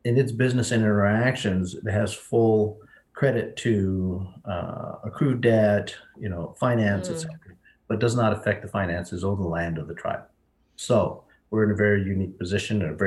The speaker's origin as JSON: {"language": "English", "town": "Hempstead", "region": "New York", "country": "United States", "tie": "born or raised there", "moved": "as an adult", "lives_now": "Standing Rock, United States", "said": "I grew up in Hempstead, New York, on Long Island"}